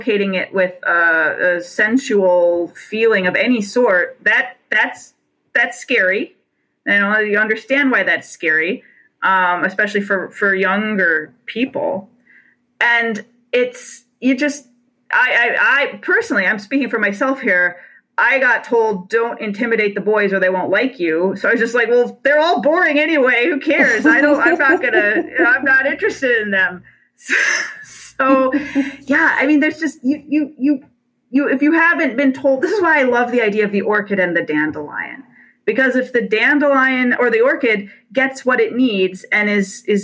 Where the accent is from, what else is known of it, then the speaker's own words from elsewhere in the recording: Detroit, Michigan, United States; I come from a Rust Belt. I'm from Detroit.